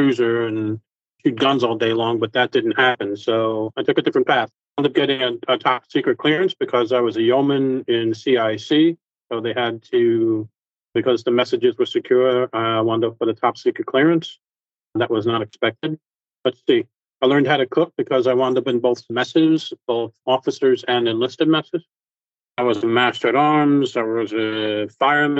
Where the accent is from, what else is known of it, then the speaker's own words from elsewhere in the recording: Jersey City, New Jersey, United States; moved away as an adult; now in New York, United States; I was born in Jersey City, New Jersey, and I moved to New York when I met my wife. That was about, I want to say, 30 years ago